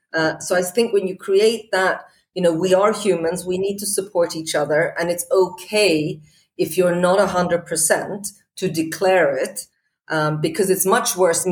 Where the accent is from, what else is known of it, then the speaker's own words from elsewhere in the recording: Portugal; also born or lived in Scotland; You know, I grew up in Portugal. I'm Swedish. I went to school in Scotland.